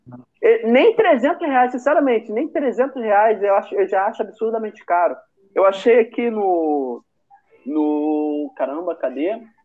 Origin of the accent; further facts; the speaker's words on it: Rio de Janeiro, Brazil; eu sou daqui de Bolsa